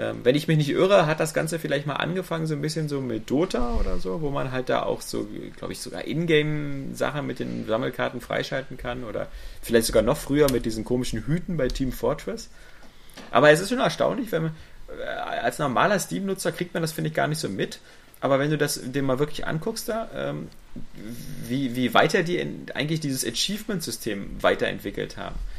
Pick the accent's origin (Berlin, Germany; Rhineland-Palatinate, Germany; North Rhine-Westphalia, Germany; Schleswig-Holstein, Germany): Berlin, Germany; als Berliner